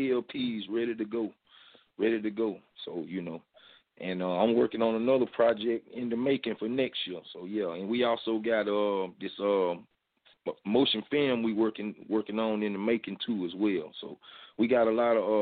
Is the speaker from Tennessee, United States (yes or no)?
no; Albany, Georgia, United States; I'm from Albany, GA